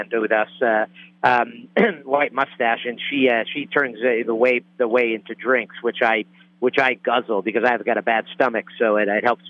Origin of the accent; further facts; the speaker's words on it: Northeast, United States; I'm from from the Northeast. It's like a swamp up there